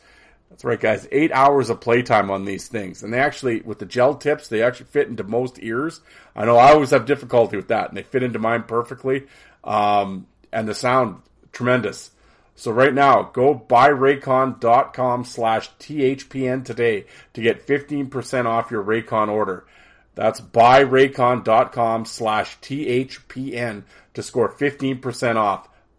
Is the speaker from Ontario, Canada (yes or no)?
no; Saskatchewan, Canada; But we talk about, growing up in Saskatchewan, playing for the Saskatoon Contacts.